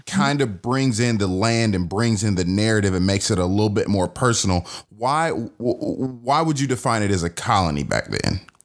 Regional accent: the South, United States; as a Southerner, there is a piece of spirituality, right? And almost superstition that kind of hangs around and if you grow up here

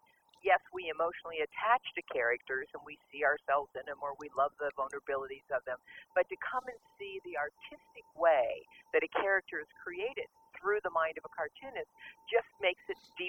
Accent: Southern California, United States; I grew up in Southern California.

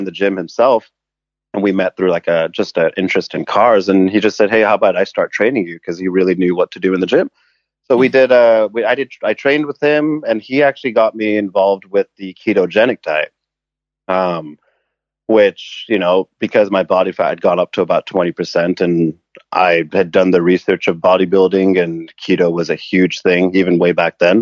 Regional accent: England, United Kingdom; moved away as an adult; also born or lived in Canada; now in Vancouver, Canada; I was born in Canada, but I grew up in England. And we moved back to Vancouver when I was 18

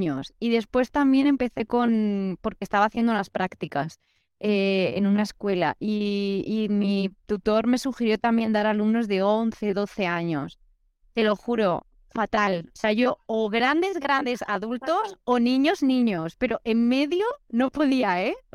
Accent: Brasília, Federal District, Brazil; first language Portuguese; Spanish is a second language; Yo, yo soy de Brasilia, aquí en Brasil

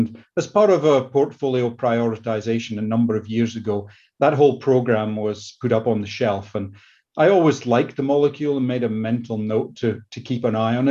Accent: Scotland, United Kingdom; accent: Scottish; moved away as an adult; now in United States; Started off my career in the UK, that you can probably tell from my Scottish accent

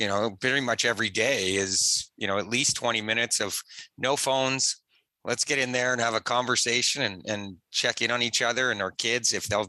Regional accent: Toronto, Ontario, Canada; Yeah, I'm born and raised in Toronto. And like most Canadians, grew up learning to skate young

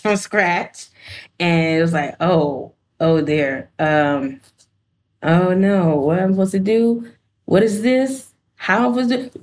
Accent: Georgia, United States; moved away; I'm originally from Georgia

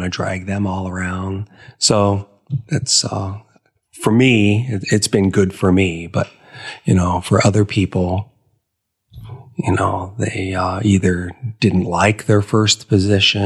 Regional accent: Ohio, United States; moved away; I grew up in Ohio

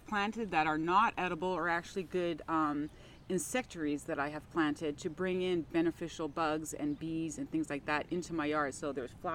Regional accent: Canada; now in Tempe, United States; I come from Canada

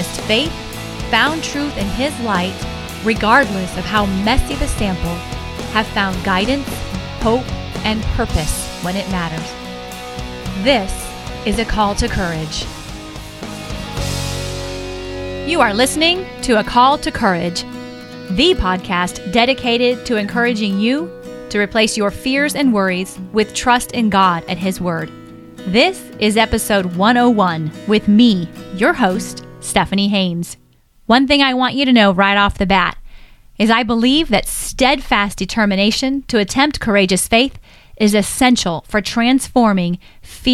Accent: Northern California, United States; moved away as an adult; I grew up in Northern California and lived there until I was 33 years old

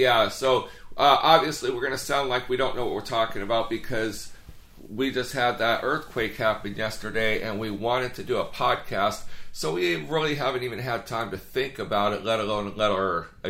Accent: California, United States; We're from California.

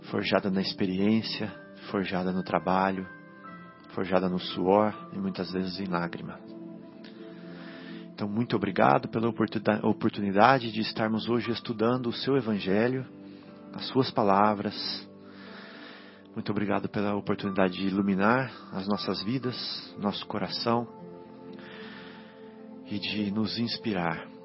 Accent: Minas Gerais, Brazil; Então, é porque eu vim lá de Minas, né?

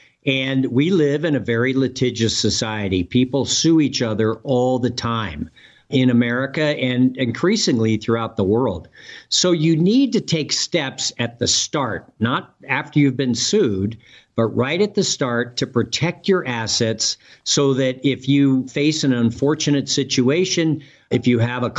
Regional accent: California, United States; Well, I grew up in the San Francisco Bay Area and went to the University of California at Berkeley

